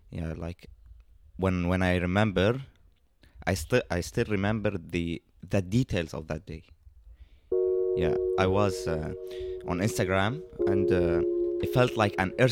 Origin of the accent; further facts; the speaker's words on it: Syria; Uh, I'm from Syria.